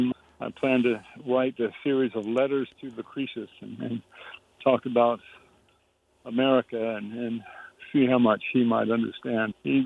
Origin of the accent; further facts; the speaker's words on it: Florida, United States; I grew up in Florida, and nobody talked about this.